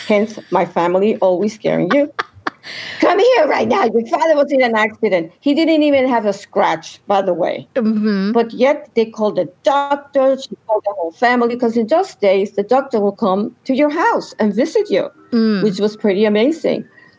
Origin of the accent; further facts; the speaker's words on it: Colombia; also born or lived in New York City / Puerto Rico; now in United States; although I was born in New York City, I was taken when I was a child to Colombia, and from there I migrated basically to Puerto Rico for a while. Then I came back to the U.S.